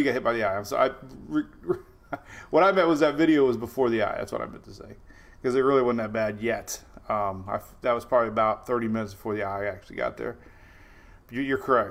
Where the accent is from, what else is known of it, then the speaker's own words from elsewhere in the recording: Florida, United States; Kind of Florida homegrown, like me and Louie. We were all born and raised in Florida